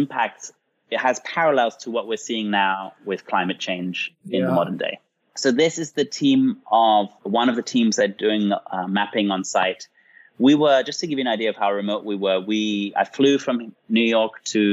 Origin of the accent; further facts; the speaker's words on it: England, United Kingdom; I grew up in England